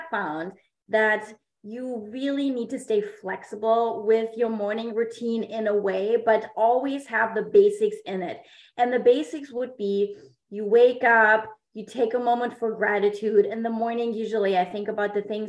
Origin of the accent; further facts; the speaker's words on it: Germany; English is a second language; now in San Diego, United States; I am a native of Germany. I was born in Germany